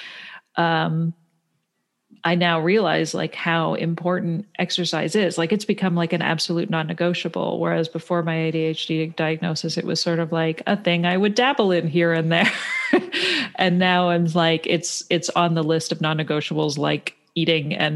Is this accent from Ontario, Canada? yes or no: yes; Toronto, Ontario, Canada; moved away; I grew up in Toronto. I grew up in the city, and my parents were both from Pennsylvania.